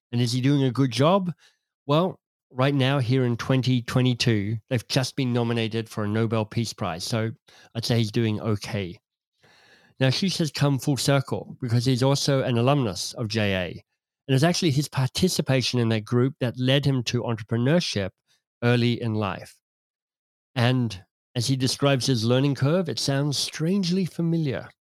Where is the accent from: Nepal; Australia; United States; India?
Australia; Canberra, Australian Capital Territory; I could see growing up in Canberra, in Australia